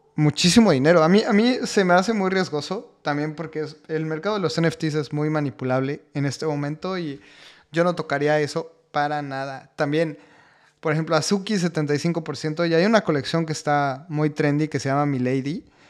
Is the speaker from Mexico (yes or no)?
yes; Mexico; siendo mexicanos